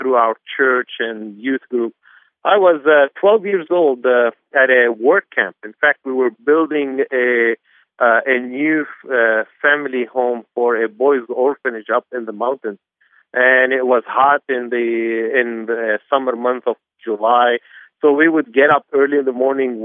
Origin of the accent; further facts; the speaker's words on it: Beirut, Beirut Governorate, Lebanon; also born or lived in Anderson, Indiana; I was born and raised in Beirut, Lebanon